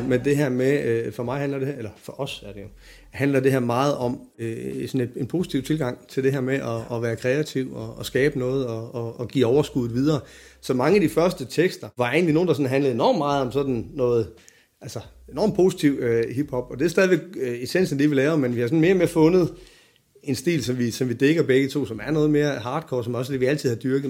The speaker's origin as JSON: {"language": "Danish", "town": "Silkeborg", "region": "Central Denmark Region", "country": "Denmark", "tie": "born or raised there", "said": "min flok hjemme i Silkeborg"}